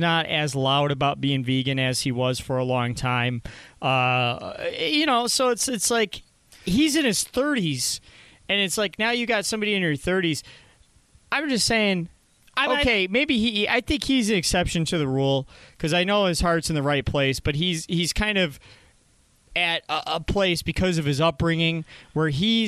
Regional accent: Warren, United States; I grew up in Warren

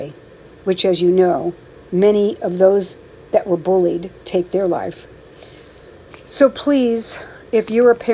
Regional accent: San Francisco Bay Area, California, United States; I'm from the Bay Area

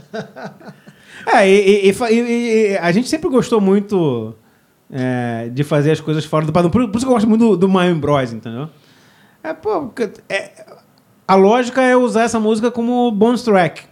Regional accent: Rio de Janeiro, Brazil; eu sou pernambucano nascido no Rio.

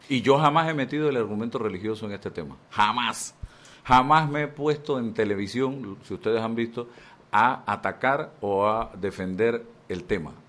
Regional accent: Chitré, Herrera, Panama; moved away as an adult; yo vengo de Chitré, de un hogar, papá, mamá

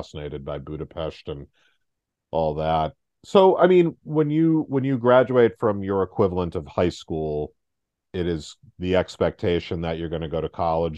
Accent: United States; also born or lived in New York; now in Boston, United States; I'm typical American.

